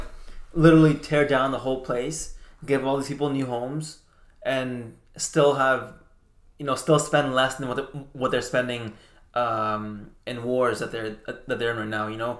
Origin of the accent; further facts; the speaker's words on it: Afghanistan; now in Canada; when I came to Canada from Afghanistan, like, I didn't have much, you know, and I could have easily went a different route.